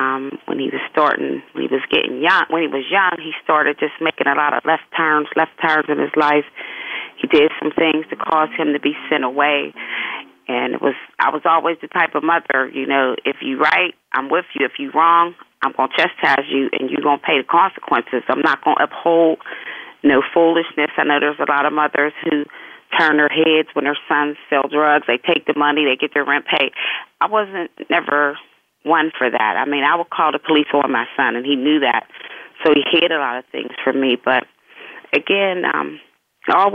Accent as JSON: {"language": "English", "town": "Pittsburgh", "region": "Pennsylvania", "country": "United States", "tie": "born or raised there", "said": "I was born and raised in Pittsburgh, Pennsylvania, originally from the Hill District, and also I was raised in Oakland."}